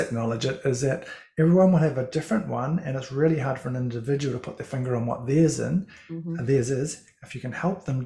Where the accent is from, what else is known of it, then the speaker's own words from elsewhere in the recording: Christchurch, Canterbury, New Zealand; moved away as an adult; also born or lived in Levin, New Zealand; now in Northland, New Zealand; I'm originally from Christchurch, although I was born in Levin, not too far from where you are, but you know, back from 0 to 1, and then grew up in Christchurch